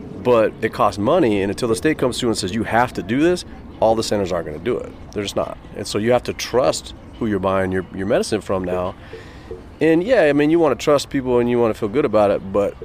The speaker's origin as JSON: {"language": "English", "town": "Tempe", "region": "Arizona", "country": "United States", "tie": "born or raised there", "also_born_or_lived": "Tucson / Colorado", "said": "I moved to Tempe when I was 3 weeks old"}